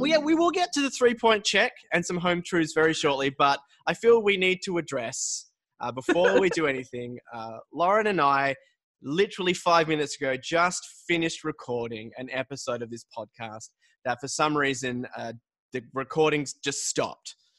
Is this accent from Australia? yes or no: yes; Australia; I'm I'm born and raised in Australia